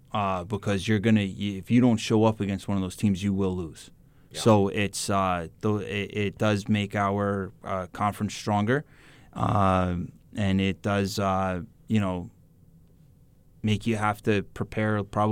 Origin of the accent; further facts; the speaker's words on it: East Coast, United States; I'm from more down by, I'm from the East Coast.